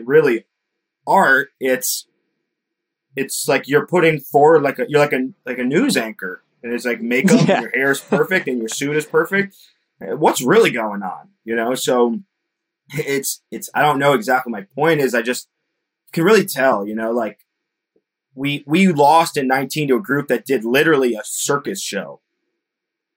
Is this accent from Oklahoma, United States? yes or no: no; Connecticut, United States; I'm from Connecticut